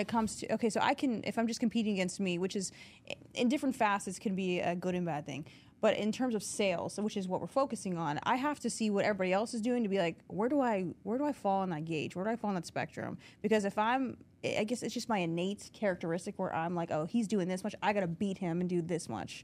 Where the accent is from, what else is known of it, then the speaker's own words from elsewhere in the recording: New Castle, Pennsylvania, United States; I'm from Newcastle originally